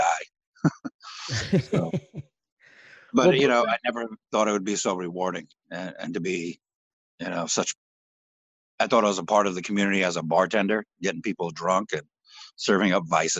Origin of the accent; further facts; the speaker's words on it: New York City, New York, United States; moved away; I was originally from Bay Ridge, Brooklyn.